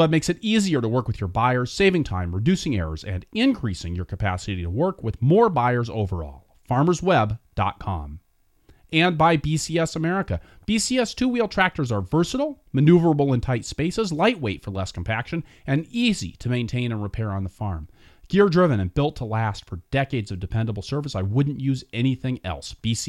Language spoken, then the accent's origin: English; Pacific Northwest, United States; I really got a lot out of this, and I don't think it's just because I'm from the Pacific Northwest.